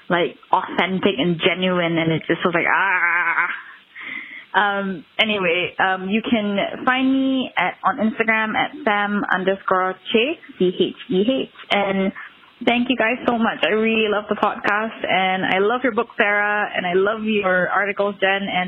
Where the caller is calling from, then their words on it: Kuala Lumpur, Malaysia; I'm calling from Kuala Lumpur, Malaysia.